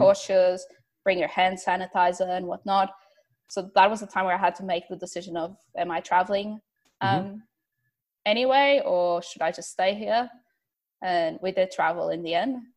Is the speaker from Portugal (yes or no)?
yes; Porto, Norte, Portugal; now in Melbourne, Australia; I'm originally from Porto, Portugal